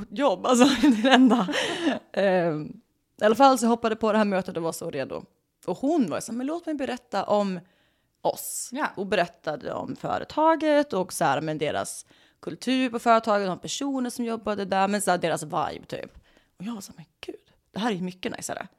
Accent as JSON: {"language": "Swedish", "country": "Sweden", "accent": "Swedish", "moved": "as an adult", "lives_now": "Los Angeles, United States"}